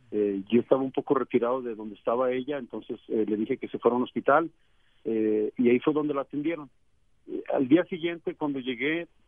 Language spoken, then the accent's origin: Spanish; Mexico; como mexicano que soy